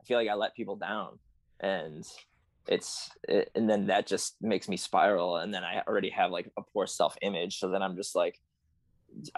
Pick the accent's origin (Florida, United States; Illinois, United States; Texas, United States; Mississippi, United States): Illinois, United States; Chicago; I grew up in the suburbs, so it's not like I was driving downtown Chicago a lot